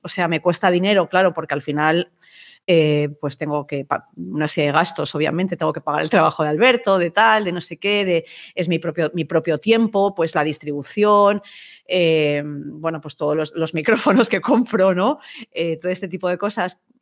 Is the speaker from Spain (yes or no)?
yes; Spain; yo soy periodista española